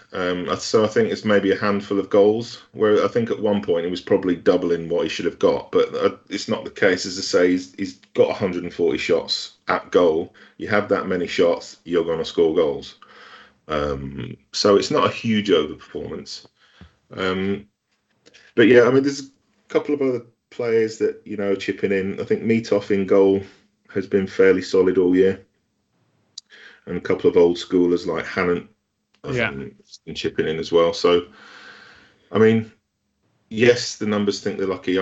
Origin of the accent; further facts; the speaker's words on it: Bolton, North West England, United Kingdom; Bolton is my hometown team